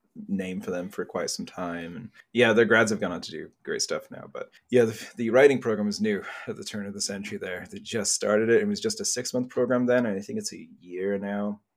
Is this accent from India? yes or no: no; England, United Kingdom; 'Cause I'm from England